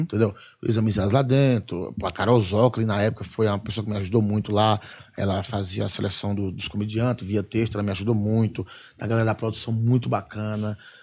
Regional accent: Ceará, Brazil; moved away as an adult; also born or lived in Curitiba; porque eu sou do Ceará

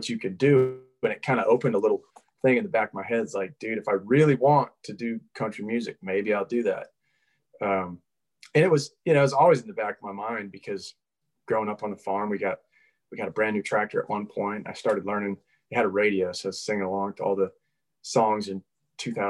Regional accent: Minnesota, United States; now in Nashville, United States; I grew up in Minnesota

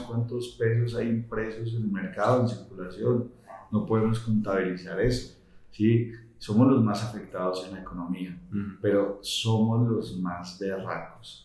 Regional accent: Colombia; Somos colombianos, la, mayoría de todos somos colombianos

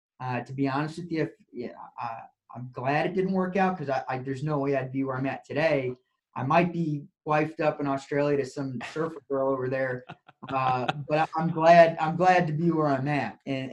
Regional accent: Indiana, United States; moved away as an adult; also born or lived in Morgantown; now in Texas, United States; growing up in Indiana

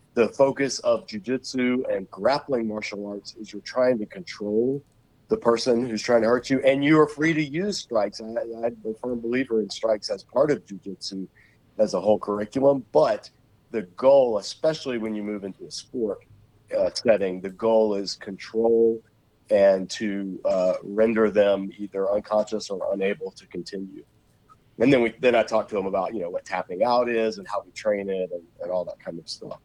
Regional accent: Savannah, Georgia, United States; also born or lived in Macon, Georgia / Charlotte; I grew up in Savannah, so even when we moved to Macon, Georgia, which is in the middle of the state

